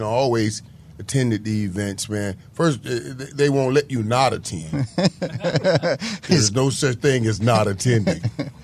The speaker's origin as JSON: {"language": "English", "town": "Fort Lauderdale", "region": "Florida", "country": "United States", "tie": "born or raised there", "said": "I'm the 15th or 17th kid, so you're growing up in Fort Lauderdale."}